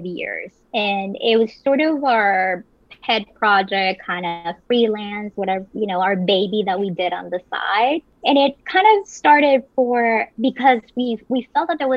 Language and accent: English; Medellín, Antioquia, Colombia; also born or lived in Providence; now in New York, United States; I'm originally from Colombia. So I grew up in beautiful Medellin, Colombia.